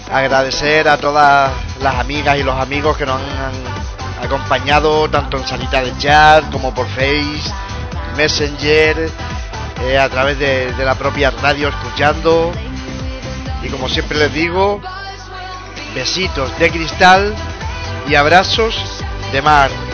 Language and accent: Spanish; Canary Islands, Spain; de mi tierra, de las Islas Canarias